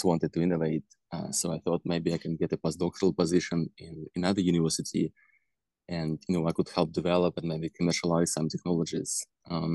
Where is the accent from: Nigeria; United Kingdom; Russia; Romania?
Russia; moved away as an adult; I was born in Russia